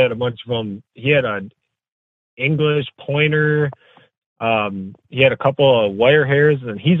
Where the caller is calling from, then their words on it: Fremont, Wisconsin, United States; I'm coming from Fremont, Wisconsin. It's about 15 miles west of Appleton, if you know where that is.